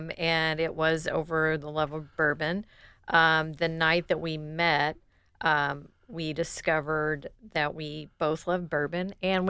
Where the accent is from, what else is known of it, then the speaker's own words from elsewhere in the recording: Louisville, Kentucky, United States; now in Columbus, United States; And so I'm from Louisville, mm-hmm. Kentucky.